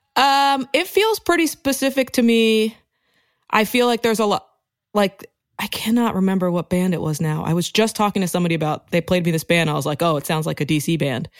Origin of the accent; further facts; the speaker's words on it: Rockville, Maryland, United States; moved away as an adult; also born or lived in Washington, D.C. / Brooklyn; I grew up in Rockville, Maryland